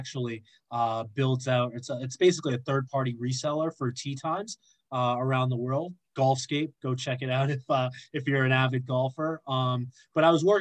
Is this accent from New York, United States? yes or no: no; Boston, Massachusetts, United States; moved away as an adult; now in London, United Kingdom; I grew up playing in the Northeast